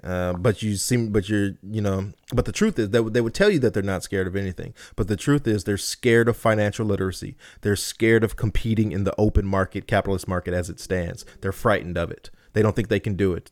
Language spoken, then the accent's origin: English; Compton, California, United States; I'm from Compton